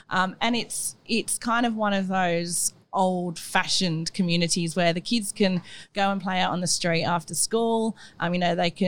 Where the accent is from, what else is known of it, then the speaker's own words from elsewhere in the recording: England, United Kingdom; accent: English; now in Kurnell, Australia; I'm English, if you can't tell from my accent